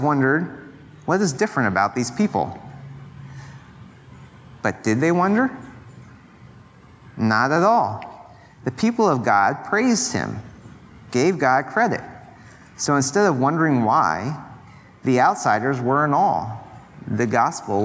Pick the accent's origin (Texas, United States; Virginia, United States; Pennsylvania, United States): Pennsylvania, United States; moved away; I'm from Pennsylvania